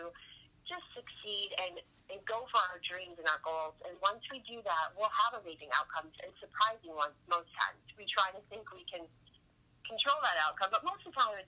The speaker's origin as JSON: {"language": "English", "region": "Massachusetts", "country": "United States", "moved": "yes", "lives_now": "Florida, United States", "said": "I'm originally from Massachusetts. Massachusetts is where I started my pageant career when I was 12 years old"}